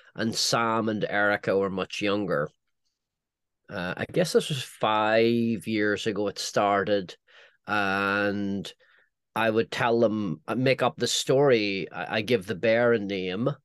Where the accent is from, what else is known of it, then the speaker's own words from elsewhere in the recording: Northern Ireland, United Kingdom; moved away; my own you know, childhood growing up in Northern Ireland